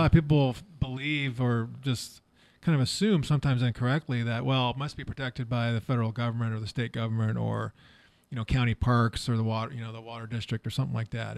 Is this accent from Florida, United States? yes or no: no; Walnut Creek, California, United States; I grew up in Walnut Creek